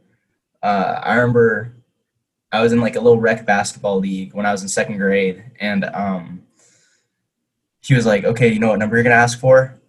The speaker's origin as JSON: {"language": "English", "town": "San Diego", "region": "California", "country": "United States", "said": "I'm from San Diego, California"}